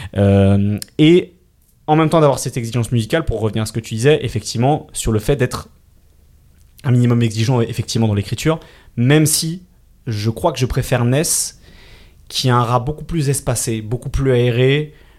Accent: Île-de-France, France; j'ai grandi en Ile-de-France

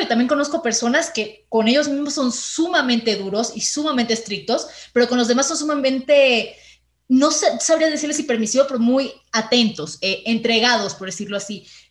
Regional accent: Venezuela; now in Mexico; desde que llegué a México, yo soy venezolana

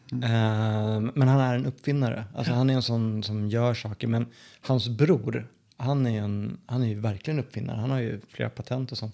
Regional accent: Sollentuna, Stockholm County, Sweden; moved away as an adult; now in Skien, Norway; uppvuxen i norra delen av Stockholm som heter Sollentuna.

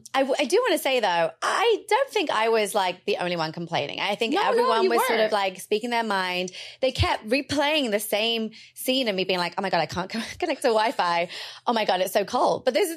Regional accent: India; I mean, she's Israeli, I'm Indian.

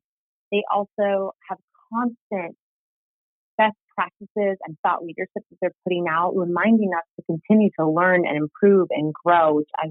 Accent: Silicon Valley, California, United States; I grew up in Silicon Valley and swore I would never work in tech

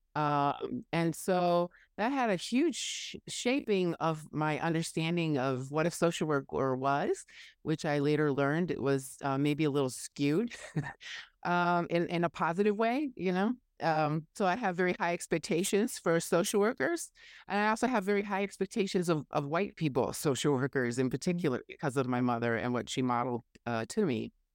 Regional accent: Oshkosh, Wisconsin, United States; moved away; also born or lived in Madison, Wisconsin; my hometown of Oshkosh

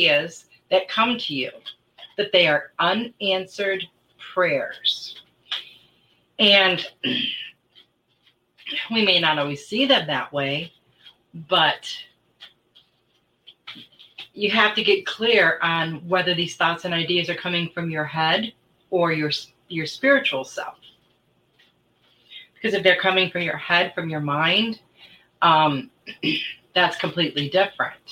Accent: Michigan, United States; moved away; I was from Michigan

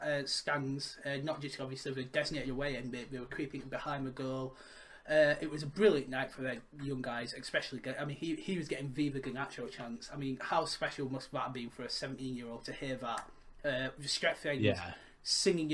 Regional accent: Bradford, Yorkshire and the Humber, United Kingdom; I'm from Bradford, in between Leeds and obviously Huddersfield.

